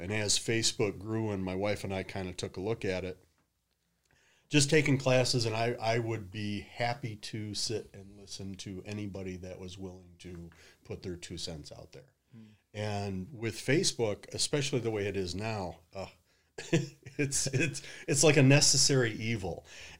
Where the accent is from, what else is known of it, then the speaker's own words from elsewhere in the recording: Detroit, Michigan, United States; moved away as an adult; now in Toledo, United States; Born and raised in Detroit. Moved down to Toledo in about 2001.